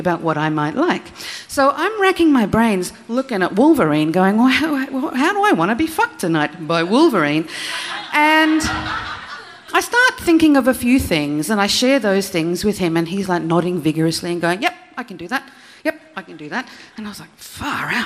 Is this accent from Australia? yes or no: yes; Australia; I'm Australian